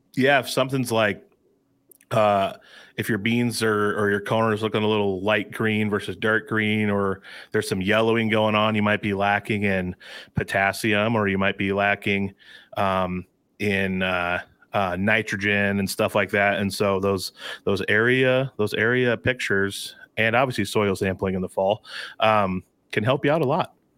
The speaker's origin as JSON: {"language": "English", "area": "Alta", "region": "Iowa", "country": "United States", "tie": "born or raised there", "said": "twenty-five miles from my hometown in Elta, where I'm sitting right now"}